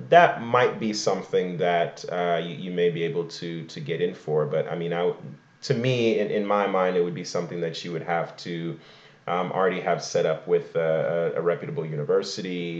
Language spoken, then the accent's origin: English; Igbo Nigerian, Igboland, Nigeria; I am Igbo Nigerian, Igbo Kwenu.